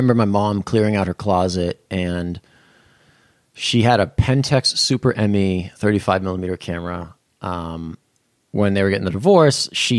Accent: Berkley, Massachusetts, United States; I was raised in Berkeley, Massachusetts.

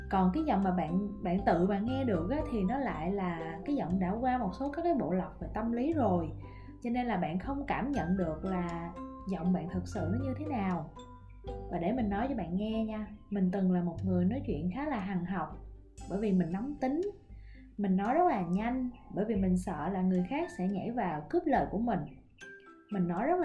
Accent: Mekong Delta, Vietnam; accent: Mekong Delta (miền Tây); mình còn là một cô gái miền tây với cái chất giọng cao cao the thé và rất là sởi lởi mình thì rất là ưng giọng miền tây của mình nó khá là thân thiện

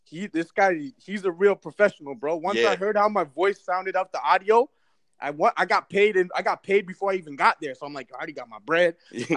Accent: Brampton, Ontario, Canada; I get thrown in with the Toronto, but really, I'm from Brampton.

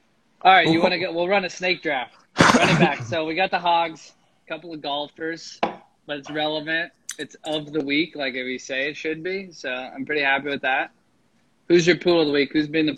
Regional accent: Lincoln, Nebraska, United States; I'm from Lincoln.

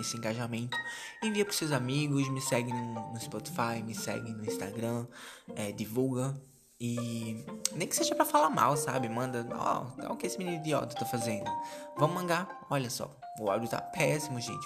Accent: Brazil; a gente é brasileiro

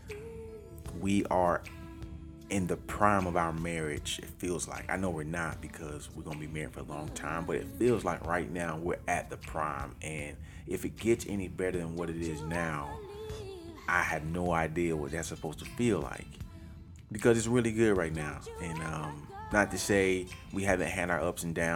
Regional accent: Orlando, Florida, United States; moved away as an adult; now in Atlanta, United States; I'm from Orlando

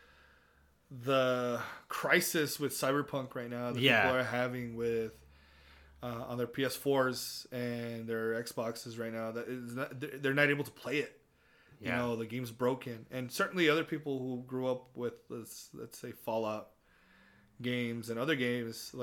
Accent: Texas, United States; accent: Southern; we're from Texas

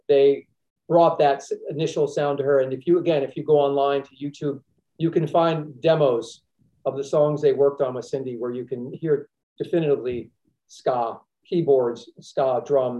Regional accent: Princeton, New Jersey, United States; I grew up in Princeton, New Jersey, which is halfway between New York and Philadelphia

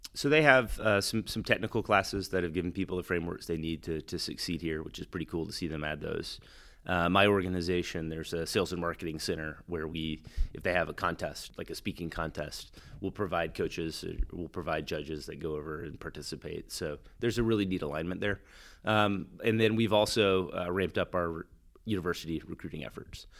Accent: Texas, United States; now in Wilmington, United States; I'm from Texas

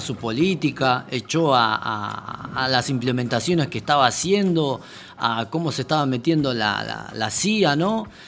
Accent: Bolivia; now in Argentina; como boliviano

